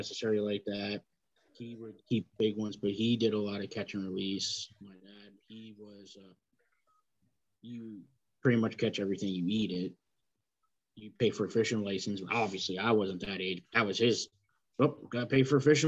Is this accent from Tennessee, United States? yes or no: no; Pennsylvania, United States; I was born and raised in Pennsylvania, and I'm still here